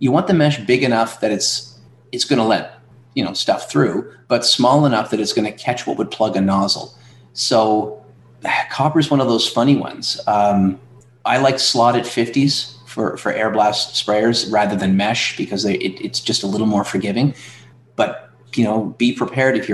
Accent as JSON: {"language": "English", "region": "Atlantic Canada", "country": "Canada", "moved": "yes", "lives_now": "Ontario, Canada", "said": "I'm from Atlantic Canada, and they made me move to Ontario"}